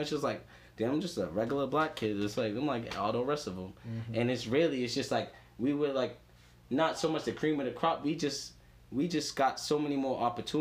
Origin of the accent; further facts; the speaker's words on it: Boston, Massachusetts, United States; I grew up in Dorchester in like grade school and stuff.